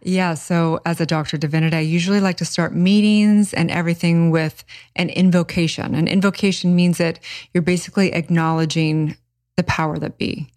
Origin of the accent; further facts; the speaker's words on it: Santa Barbara, California, United States; I grew up in kind of a hippie commune